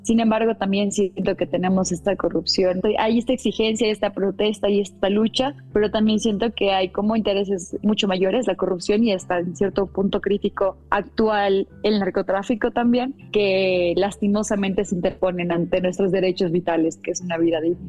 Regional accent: Quito, Pichincha, Ecuador; yo soy de Quito, la capital del, del Ecuador

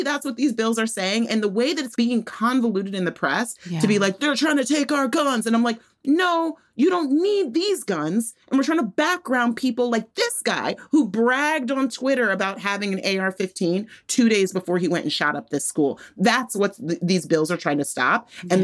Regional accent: Texas, United States; moved away; my home state of Texas

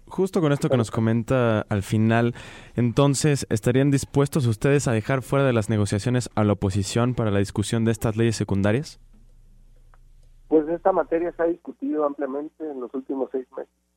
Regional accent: Guadalajara, Jalisco, Mexico; Yo soy de Guadalajara

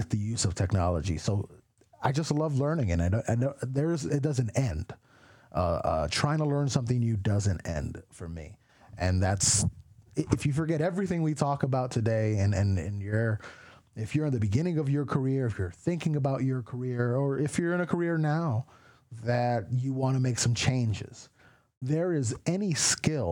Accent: Miami, Florida, United States; also born or lived in Queens, New York; now in Atlanta, United States; I was born in Queens, New York, right across the street from McDowell's from Coming to America, which was a Wendy's at the time. I don't think it's there anymore, but that's where I'm from. I was raised mostly and largely in Miami

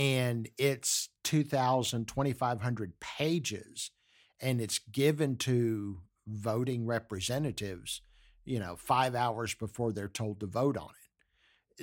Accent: Galveston, Texas, United States; I grew up in Galveston, Texas

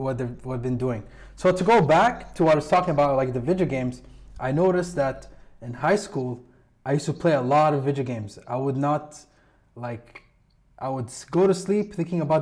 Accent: Kuwait; I'm from Kuwait, and I went to school in the same school as you

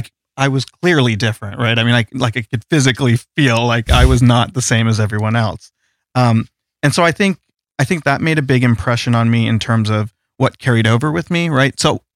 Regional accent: Boise, Idaho, United States; I grew up in Boise, Idaho, of all places, as an Indian American, right? Which is strange. not very many Indians in Boise, Idaho.

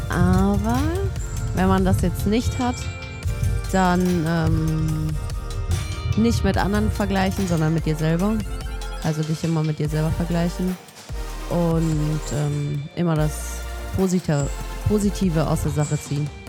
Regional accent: Munich, Bavaria, Germany; now in Nuremberg, Germany; normalerweise komme ich aus München. Also ich bin in München geboren, aber ich bin äh, Anfang diesen Jahres im Februar nach Nürnberg gezogen.

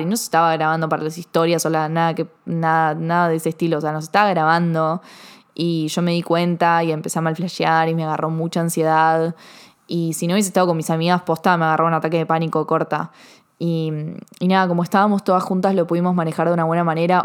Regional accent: Argentina; yo soy argentina

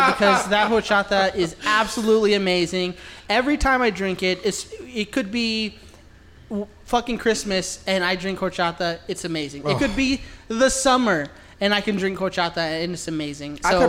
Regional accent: California, United States; also born or lived in Texas; just being Mexican myself, growing up in California and then in Texas, fucking Mexican food is ingrained in me.

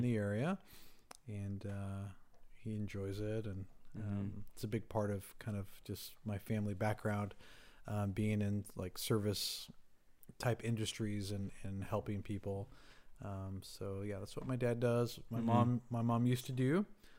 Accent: Rancho Cucamonga, California, United States; Rancho Cucamonga. Really? Wow. Yeah, born and raised.

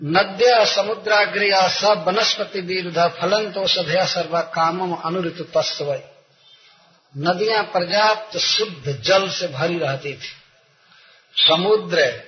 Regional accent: India; हमारे गांव से बनारस लगभग पड़ता है नब्बे किलोमीटर होगा

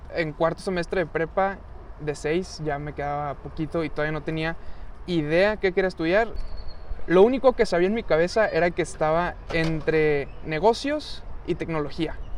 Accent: Monterrey, Nuevo León, Mexico; soy regio

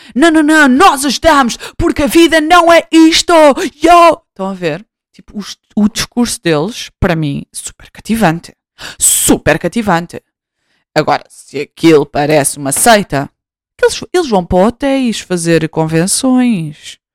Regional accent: Portugal; voltei para Portugal em 2019

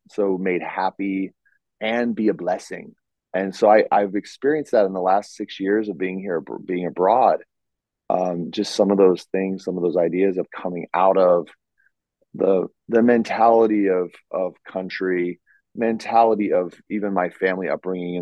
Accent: United States; moved away as an adult; now in Europe; I'm American. I'm raised, born, bred in America

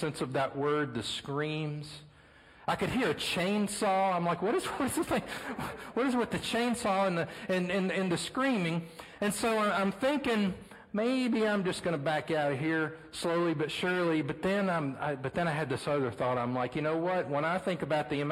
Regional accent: Beaumont, Texas, United States; my hometown in Beaumont, Texas

